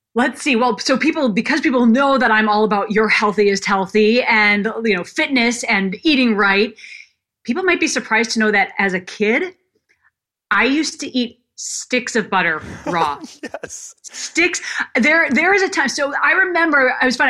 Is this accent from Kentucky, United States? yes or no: no; Minnesota, United States; moved away as an adult; also born or lived in Illinois; from the time I was 12 growing up in Minnesota